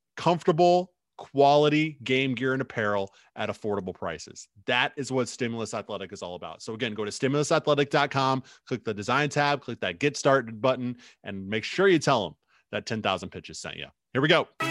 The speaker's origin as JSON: {"language": "English", "country": "United States", "tie": "born or raised there", "moved": "yes", "lives_now": "Twin Cities, United States", "said": "my hometown, back in the Quad Cities"}